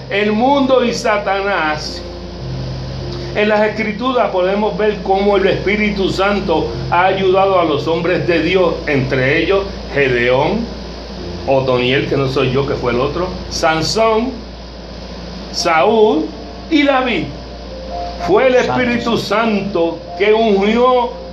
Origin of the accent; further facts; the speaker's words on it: Cataño, Puerto Rico; yo soy de Catán